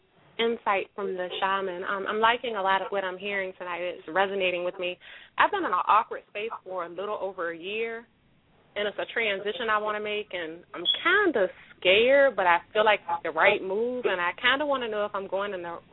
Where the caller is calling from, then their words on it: New York City, New York, United States; I'm calling from New York City.